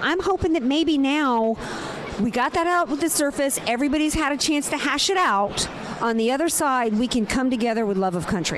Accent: New Orleans, Louisiana, United States; I'm from New Orleans, so I'm Saints number one

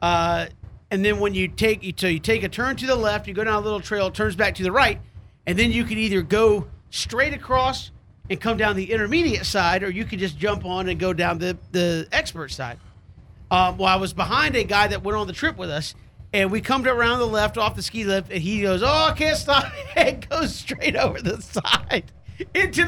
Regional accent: Atlanta, Georgia, United States; growing up, in Atlanta

